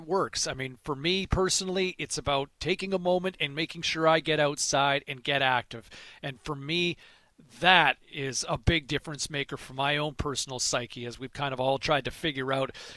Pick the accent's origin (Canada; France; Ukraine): Canada; As a Canadian